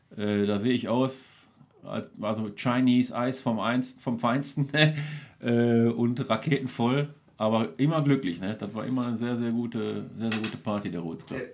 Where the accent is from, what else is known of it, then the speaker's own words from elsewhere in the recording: Duisburg, North Rhine-Westphalia, Germany; gebürtiger Beker, Duisburg-Beker, also ich mhm. komme aus dem Duisburger Norden. Da habe ich auch die ersten, ich sag mal, wie bis 23 Jahre alt war.